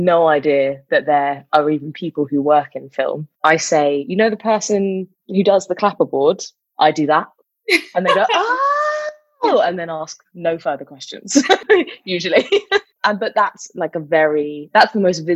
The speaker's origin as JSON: {"language": "English", "region": "London", "country": "United Kingdom", "tie": "born or raised there", "said": "I grew up in London"}